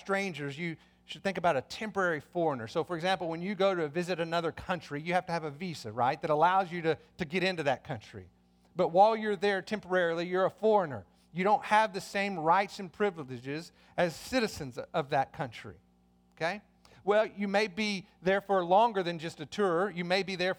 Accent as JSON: {"language": "English", "country": "United States", "said": "as Americans, that means we share in certain privileges as citizens of this country"}